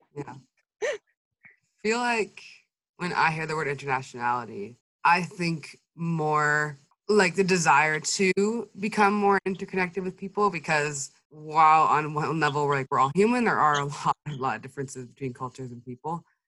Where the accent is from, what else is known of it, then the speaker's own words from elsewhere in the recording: Anchorage, Alaska, United States; also born or lived in Fairbanks, Alaska; I'm 20 years old from Alaska in the US.